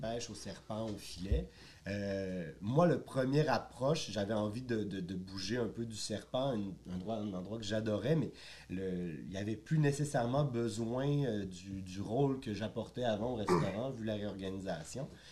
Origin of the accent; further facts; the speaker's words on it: Quebec City, Quebec, Canada; moved away as an adult; now in Montreal, Canada; Je suis originaire de Québec. J'ai fait de la restauration à Québec pour commencer